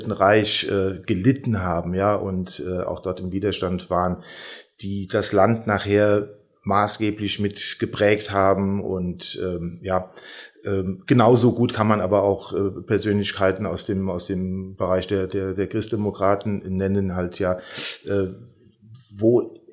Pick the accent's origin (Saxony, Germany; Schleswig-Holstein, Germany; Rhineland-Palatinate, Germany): Rhineland-Palatinate, Germany; Dörrebach; now in Rheinböllen, Germany; also ich wohne in Rheinböllen und bin aber äh, ja, geboren, aufgewachsen in Dörrebach. Das ist also sozusagen also auch ein Teil des gesamten Hunsrücks